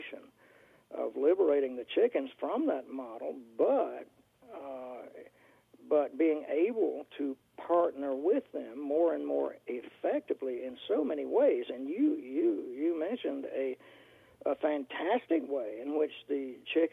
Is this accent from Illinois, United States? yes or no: no; North Carolina, United States; now in Northern Virginia, United States; I live in Northern Virginia, out in the country, and I grew up in North Carolina